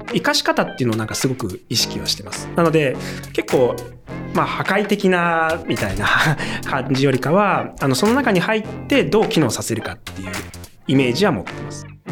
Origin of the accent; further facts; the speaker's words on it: Hamamatsu, Shizuoka, Japan; 僕はあの、静岡の浜松です